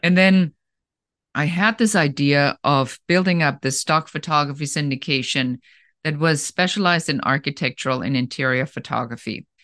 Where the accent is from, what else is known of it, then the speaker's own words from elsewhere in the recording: Germany; accent: German; English is a second language; moved away as an adult; now in Los Angeles, United States; originally, I'm from Germany, so you might still hear a little bit of an accent there